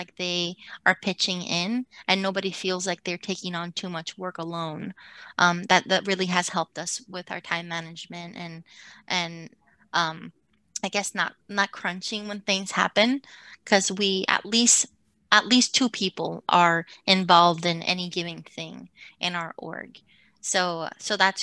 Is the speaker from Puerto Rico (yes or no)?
yes; Puerto Rico; now in United States; being born and raised in Puerto Rico, coming to the United States, I grew up in a school district that where I was one of a handful of Latinas